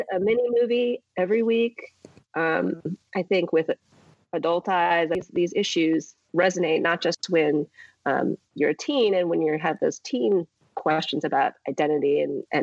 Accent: Santa Rosa, California, United States; also born or lived in Berkeley, California; now in Los Angeles, United States; I grew up in Santa Rosa, which is a bigger city now, but it was a small town in Northern California

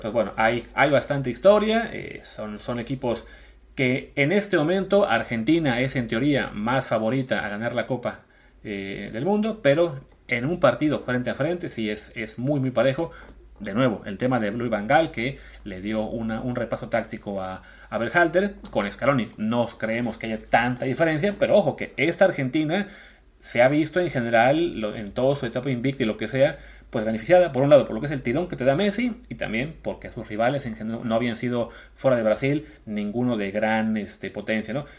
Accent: Mexico; now in Barcelona, Spain

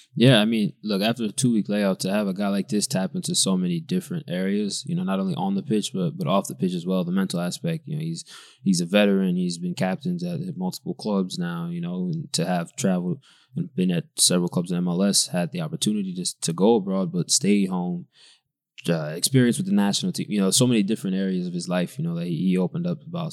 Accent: United States; moved away as an adult; now in Belgium; I am from America

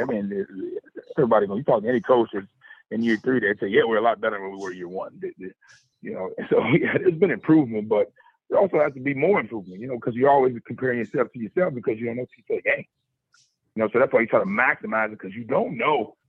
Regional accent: Chicago, Illinois, United States; moved away; I'm from Chicago, so I love coming down to the South and kind of being proud that I'm from Chicago

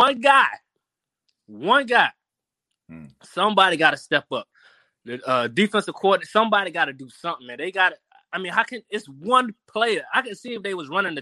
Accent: New Orleans, Louisiana, United States; I'm from New Orleans.

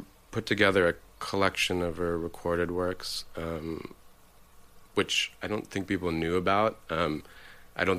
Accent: New York City, New York, United States; now in Los Angeles, United States; I grew up in New York, in Manhattan, in Soho

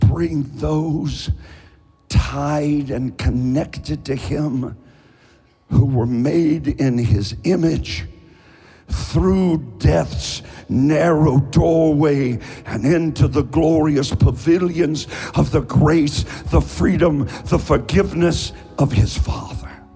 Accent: Eastern Kentucky, United States; I'm from Eastern Kentucky. I talk slowly

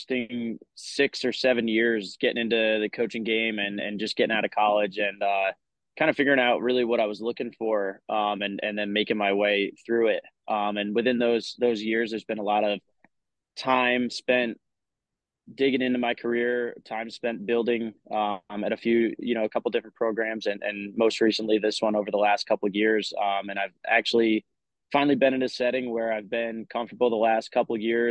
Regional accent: Warwick, New York, United States; moved away as an adult; now in South Carolina, United States; I grew up in Warwick Valley

